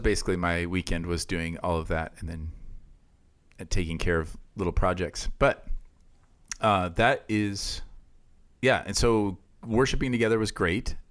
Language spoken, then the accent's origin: English; Iowa, United States; moved away; where I grew up in Iowa